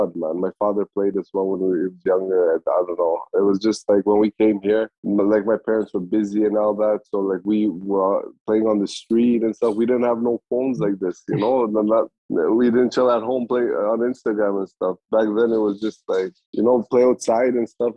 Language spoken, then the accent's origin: English; Canada; also born or lived in Kosovo / Germany; I left Kosovo when I was 2 years old, man, and we lived in Germany like for a couple of years, and then came to Canada when I was like six